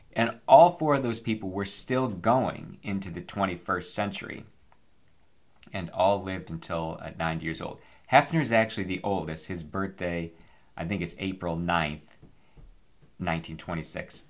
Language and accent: English; United States; as an American.